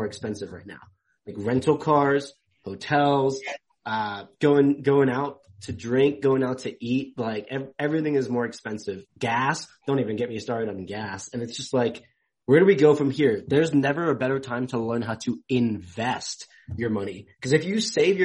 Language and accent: English; England, United Kingdom; I'm from England.